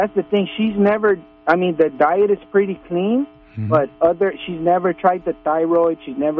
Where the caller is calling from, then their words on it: Los Angeles, California, United States; Yeah, I'm from Los Angeles.